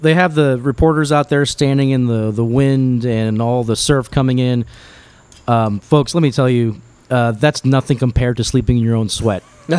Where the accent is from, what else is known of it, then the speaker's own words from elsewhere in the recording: Miami, Florida, United States; I grew up in Miami. I was born here. I went through Andrew as a 10-year-old.